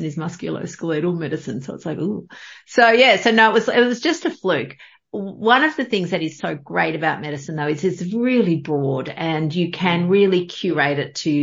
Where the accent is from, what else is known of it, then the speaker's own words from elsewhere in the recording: Melbourne, Victoria, Australia; also born or lived in Mornington Peninsula, Victoria; Born, bred in Melbourne and moved.